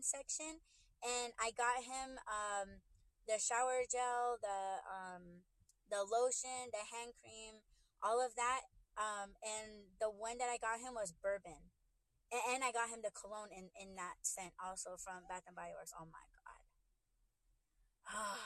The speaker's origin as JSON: {"language": "English", "region": "Arizona", "country": "United States", "said": "I'm from Arizona, U.S."}